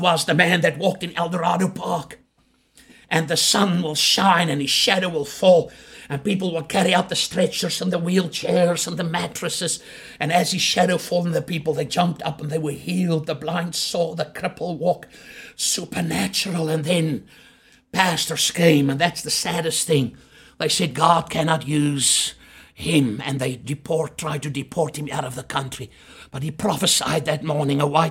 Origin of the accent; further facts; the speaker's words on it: Chingola, Copperbelt Province, Zambia; now in South Africa; I was born in Shingola in Zambia.